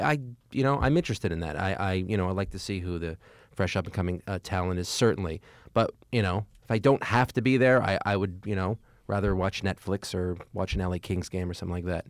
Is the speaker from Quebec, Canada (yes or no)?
yes; Montreal, Quebec, Canada; moved away as an adult; also born or lived in New York; I happen to have been born and raised in Montreal. That's where I'm from.